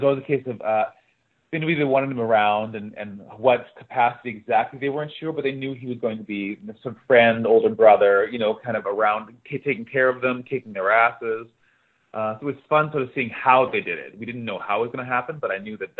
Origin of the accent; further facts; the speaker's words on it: Winnipeg, Manitoba, Canada; moved away; No, I'm from Winnipeg, Manitoba.